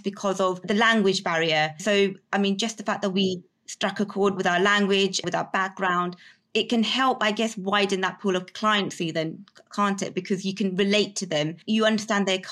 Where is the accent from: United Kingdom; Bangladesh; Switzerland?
United Kingdom; I'm very British in terms of my upbringing, but also I still have my heritage